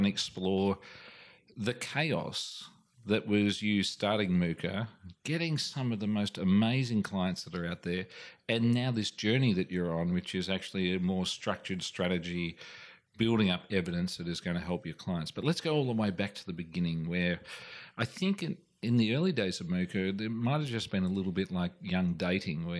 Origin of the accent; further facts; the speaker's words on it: Australia; I'm just an Australian